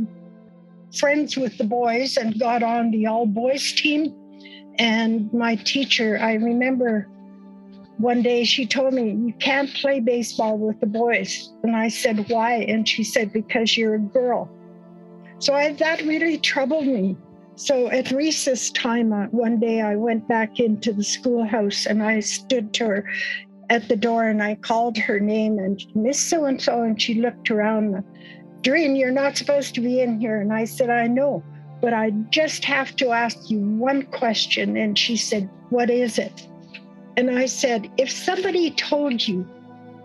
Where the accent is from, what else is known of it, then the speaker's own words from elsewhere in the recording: Alberta, Canada; I come from Satellite Reservation here in Alberta